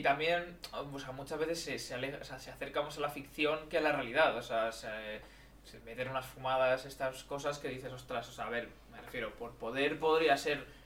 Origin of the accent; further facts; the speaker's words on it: Madrid, Community of Madrid, Spain; Somos eh, de España